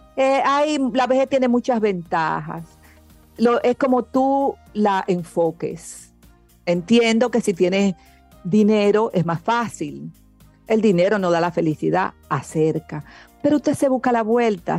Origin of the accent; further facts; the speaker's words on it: Dominican Republic; yo nací aquí en República Dominicana.